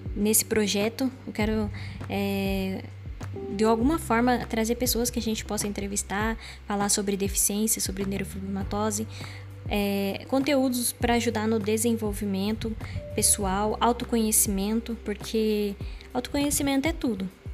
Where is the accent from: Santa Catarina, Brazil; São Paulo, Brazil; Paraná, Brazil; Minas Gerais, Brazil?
Paraná, Brazil; accent: caipira / interior; Eu sou cristã, eu sou paranaense, tá? Eu sou do interior